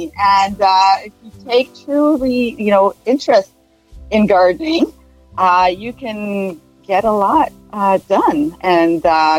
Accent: Israel; moved away as an adult; now in Canada; I grew up in Israel.

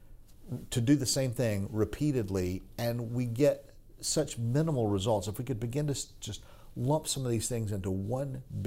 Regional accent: just outside of Atlanta, Georgia, United States; moved away as an adult; now in Virginia, United States; I grew up just outside of Atlanta in the 60s and 70s

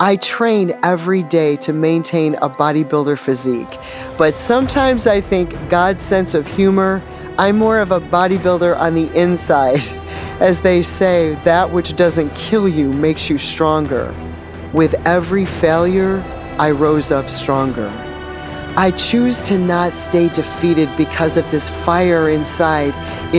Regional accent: Northeast, United States; I'm from the Northeast originally, but in my lifetime have lived in all four corners of the continent and a few places in between.

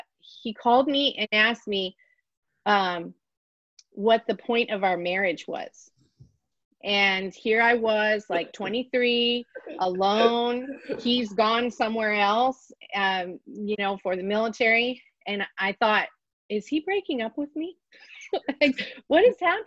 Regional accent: Pittsburgh, Pennsylvania, United States; moved away as an adult; now in North Pole, United States; we grew up in Pittsburgh, which is a pretty big city

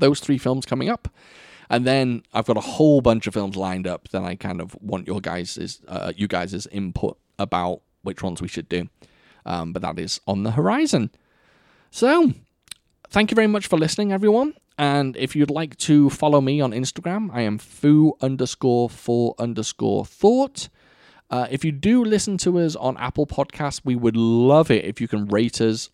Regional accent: Wales, United Kingdom; I am obviously Welsh

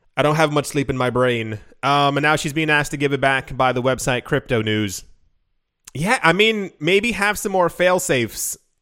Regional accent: United States; I grew up in America

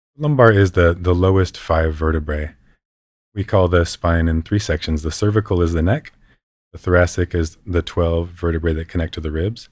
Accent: West Coast of California, United States; I grew up surfing in the West Coast of California

